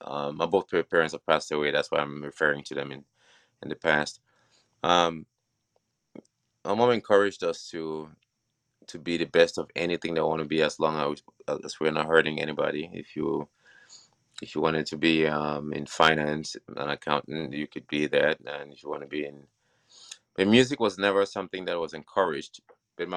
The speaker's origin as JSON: {"language": "English", "country": "Cameroon", "tie": "born there", "said": "I grew up, I was born in Cameroon, and we had the chance to live in several different nations."}